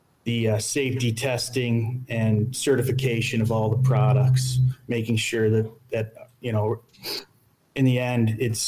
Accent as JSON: {"language": "English", "town": "Grand Rapids", "region": "Michigan", "country": "United States", "said": "Yeah, so like both of them said, we're all from West Michigan, Grand Rapids area."}